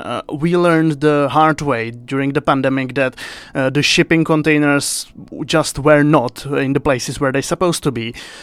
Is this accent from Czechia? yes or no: yes; Czechia; I'm from the Czech Republic.